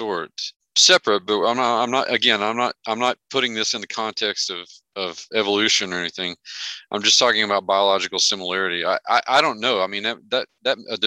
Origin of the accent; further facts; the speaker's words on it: Merkel, Texas, United States; moved away as an adult; I came back to Merkel was not just because it's my hometown and I love it